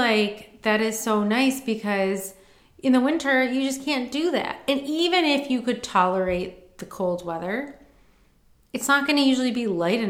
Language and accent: English; Michigan, United States; I grew up in Michigan with a lot of lakes.